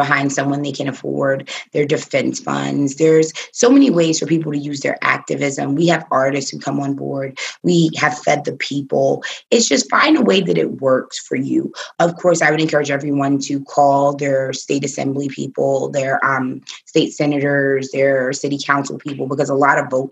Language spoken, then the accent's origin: English; New York City, New York, United States; I was raised with a million Puerto Ricans. Like, I'm from the Bronx.